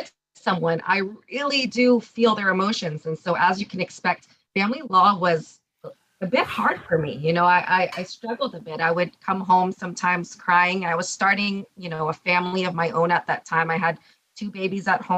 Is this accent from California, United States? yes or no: yes; Orange County, California, United States; So I grew up here in Orange County.